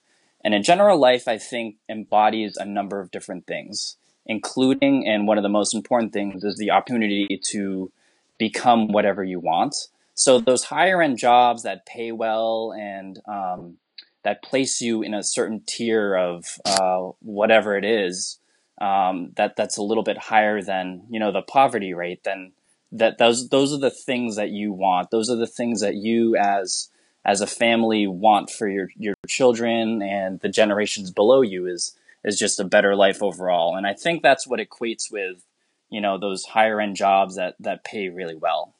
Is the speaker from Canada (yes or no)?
no; Philippines; I'm so ashamed to say this as a Filipino, but I can understand it, but I can't speak a lick of it.